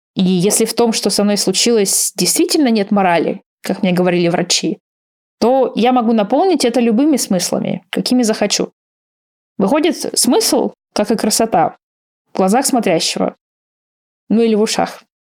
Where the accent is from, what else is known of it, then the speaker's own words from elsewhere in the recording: Russia; moved away; я из России